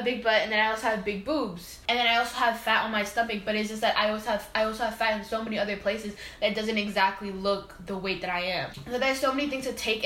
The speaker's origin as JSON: {"language": "English", "town": "New York City", "region": "New York", "country": "United States", "tie": "born or raised there", "said": "I grew up in the Bronx"}